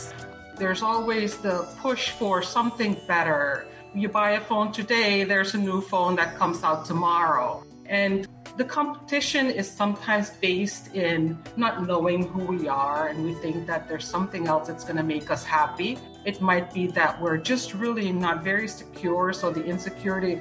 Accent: Suriname; first language Dutch; English is a second language; moved away as an adult; now in South Florida, United States; I grew up in Suriname, which is in South America, used to be Dutch Guyana. So my native language is actually Dutch.

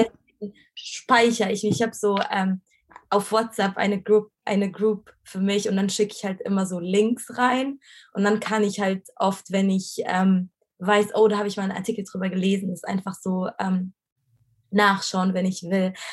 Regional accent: Egypt; moved away as an adult; also born or lived in Cairo; now in Germany; ich bin ja in, in Ägypten aufgewachsen

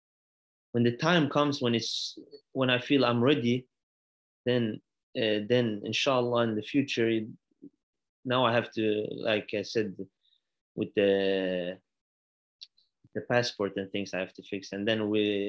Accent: Iraq; It's my father's from Iraq. I'm from Iraq.

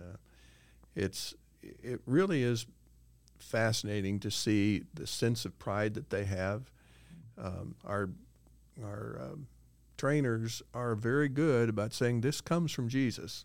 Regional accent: Illinois, United States; moved away as an adult; also born or lived in Cincinnati, Ohio / Jacksonville, Florida; Brenda and I grew up in Illinois

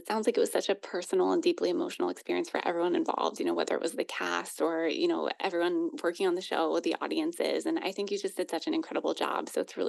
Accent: Cleveland, Ohio, United States; now in New Jersey, United States; I'm from Cleveland, Ohio, originally. I live in New Jersey

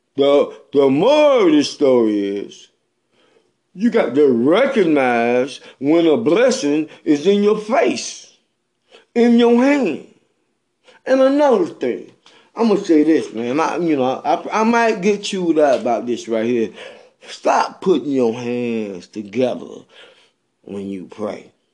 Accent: Bennettsville, South Carolina, United States; I'm from Bennettsville, South Carolina.

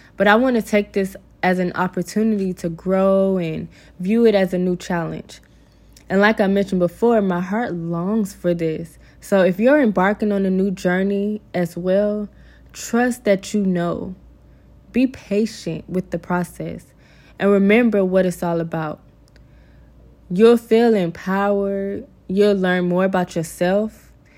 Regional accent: Georgia, United States; moved away as an adult; I'll be moving back to my hometown in Georgia

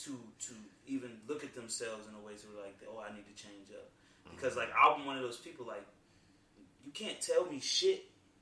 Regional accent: Virginia, United States; I grew up in Northern Virginia, like, it was a lot there.

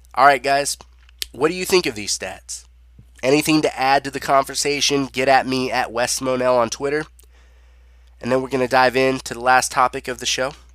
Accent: Southern California, United States; I born and raised in Southern California

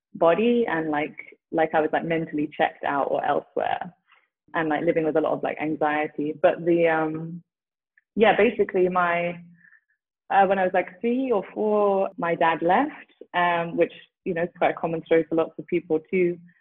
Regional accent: London, United Kingdom; now in Frederick, United States; growing up in london

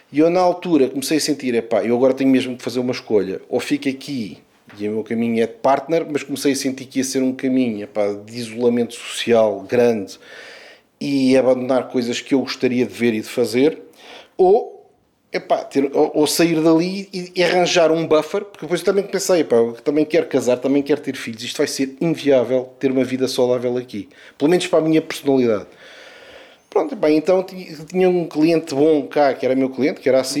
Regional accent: Portugal; also born or lived in Mozambique; eu nasci em Moçambique e portanto, a minha vida desde cedo começou com uma viagem de Moçambique para, para Portugal.

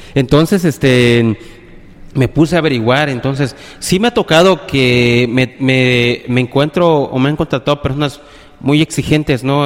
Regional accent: Playa del Carmen, Quintana Roo, Mexico; also born or lived in Cancún / Tabasco; yo nací en Cancún, actualmente y casi toda mi vida he vivido en aquí en Playa del Carmen, solo nací en Cancún, eh, mis papás son de Tabasco

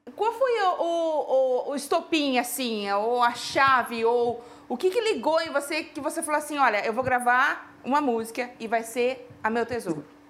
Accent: Araras, São Paulo, Brazil; Eu sou de Araras, interiorzão de São Paulo.

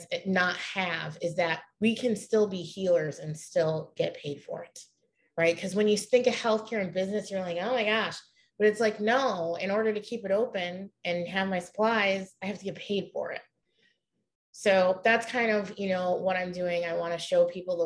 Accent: Pittsford, New York, United States; moved away as an adult; also born or lived in Rochester, New York; I am originally from Rochester, New York. I lived outside. It was a suburb. It's called Pittsford, New York

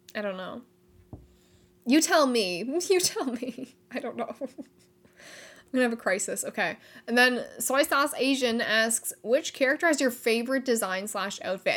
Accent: Canada; I am Canadian

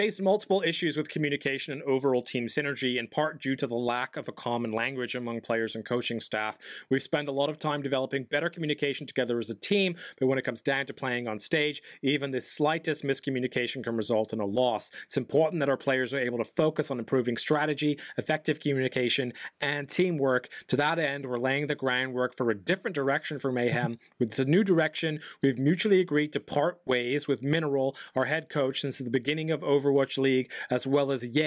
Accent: England, United Kingdom; I'm English

